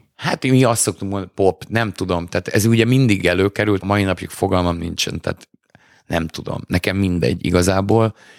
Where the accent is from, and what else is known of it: Hungary